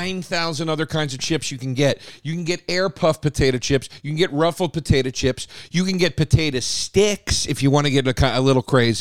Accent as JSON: {"language": "English", "town": "Philadelphia", "region": "Pennsylvania", "country": "United States", "said": "I'm from Philly."}